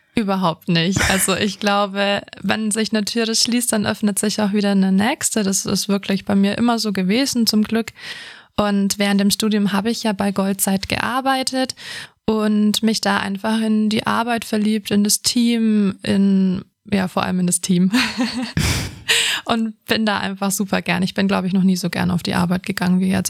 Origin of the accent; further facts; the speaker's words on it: Bavaria, Germany; Ich bin ja hier in Bayern aufgewachsen